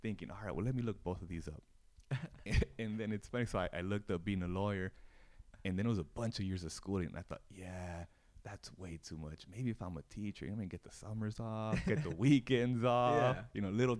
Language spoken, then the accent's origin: English; Greenfield, California, United States; now in Sacramento, United States; we all have similar experiences growing up in Greenfield